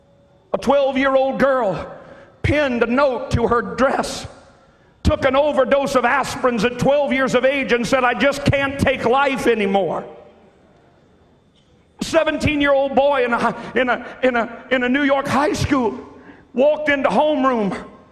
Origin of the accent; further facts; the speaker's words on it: Ireland; Well, I'm Irish. Well, it's just the way our people do.